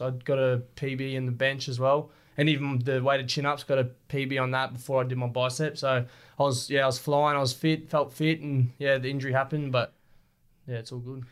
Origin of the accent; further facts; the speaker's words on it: Rockhampton, Queensland, Australia; growing up in Rocky